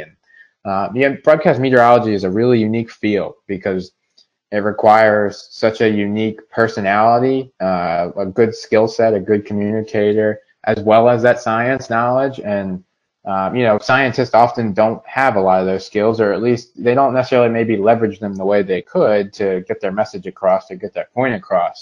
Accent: Salem County, New Jersey, United States; also born or lived in Mount Laurel, Burlington County, New Jersey; I was originally from Salem County. Uh, I uh, lived there for the first uh, 18 years of my life

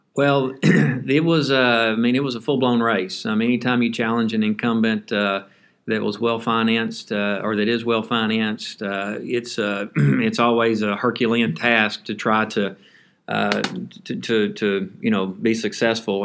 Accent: Henderson, Texas, United States; Citizens National Bank, which was based out of Henderson, my hometown

